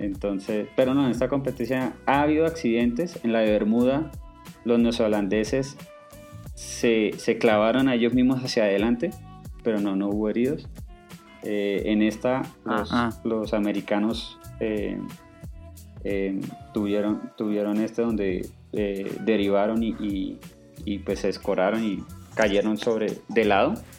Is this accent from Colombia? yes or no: yes; Cartagena, Bolívar, Colombia; now in Bogotá, Colombia; yo vivo en Bogotá, pero digamos en mi infancia yo me crié en Cartagena, que es una ciudad puerto en, Colombia.